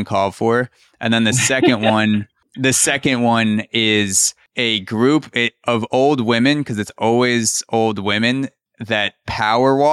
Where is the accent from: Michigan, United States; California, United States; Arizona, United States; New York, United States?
New York, United States; New York City; as a New Yorker